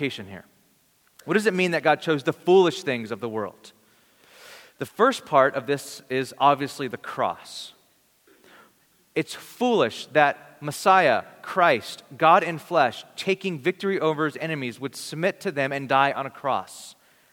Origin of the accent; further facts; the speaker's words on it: Bakersfield, California, United States; I'm from Bakersfield, California